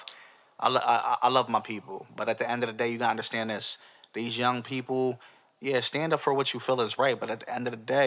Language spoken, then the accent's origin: English; United States; a black young man growing up in America